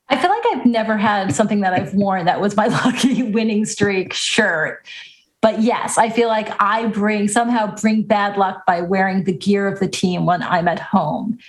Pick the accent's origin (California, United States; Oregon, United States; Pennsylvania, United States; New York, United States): New York, United States; Long Island; born and raised on Long Island